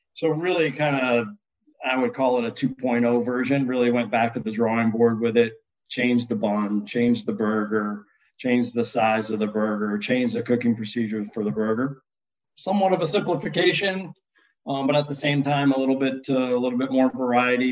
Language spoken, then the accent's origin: English; upstate New York, United States; I grew up in the Northeast um, and kind of upstate New York.